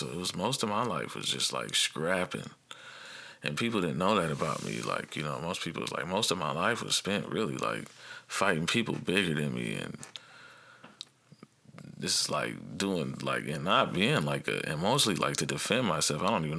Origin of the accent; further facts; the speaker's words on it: Dayton, Ohio, United States; also born or lived in South Carolina; when I moved from South Carolina to back to Dayton, Ohio, we had been like all over the country a little bit from military, and my parents got divorced, and then still went a different couple other states, and then came back to Dayton.